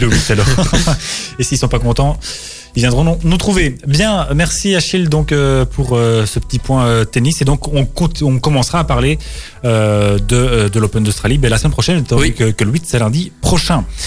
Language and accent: French; Belgium; chez nous carrément même à Ostende. Chez nous, c'est pas près de chez nous, Ostende